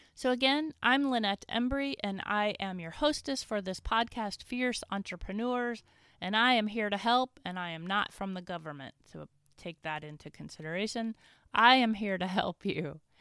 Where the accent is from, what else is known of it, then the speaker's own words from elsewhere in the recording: Winchester, Virginia, United States; my hometown of Winchester